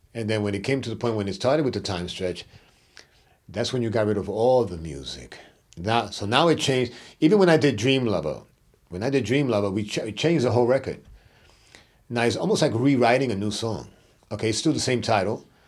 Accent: New York City, New York, United States; I was from Brooklyn

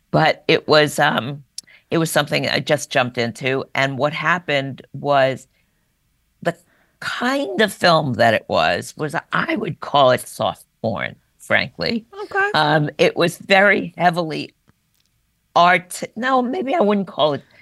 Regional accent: New York, United States; New York. And once a New Yorker, you never

